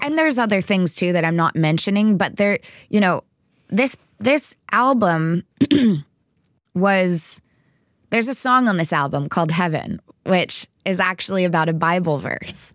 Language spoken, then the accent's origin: English; Texas, United States; I was raised in Texas